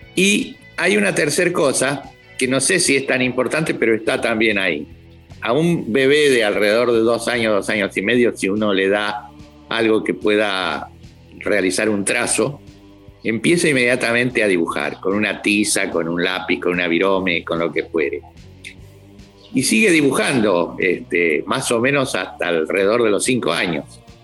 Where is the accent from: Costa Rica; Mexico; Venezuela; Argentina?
Argentina; La Plata, Buenos Aires Province; vine de chico a La Plata. Mis padres vinieron a trabajar acá a La Plata